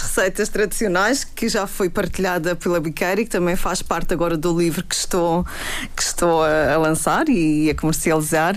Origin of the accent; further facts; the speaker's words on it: Camacha, Madeira, Portugal; já é a minha terra